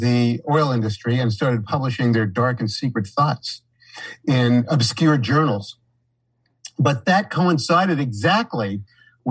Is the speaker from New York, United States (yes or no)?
yes; New York City, New York, United States; moved away as an adult; also born or lived in Saratoga Springs, New York; growing up in New York City and feeling overwhelmed by it the whole time I was a child